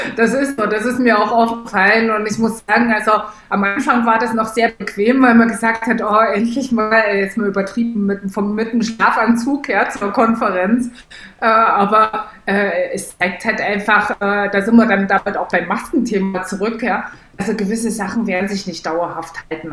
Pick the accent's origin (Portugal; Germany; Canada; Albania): Germany; East Germany; ich komme aus Ostdeutschland, wo man die Nähe nicht so sucht zu Leuten.